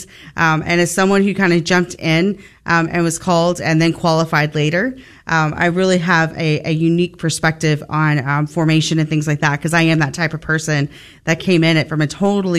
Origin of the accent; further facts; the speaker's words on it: Forney, Texas, United States; also born or lived in San Antonio, Texas; I actually grew up here in the Dallas-Fort Worth area. So I grew up out in Forney, Texas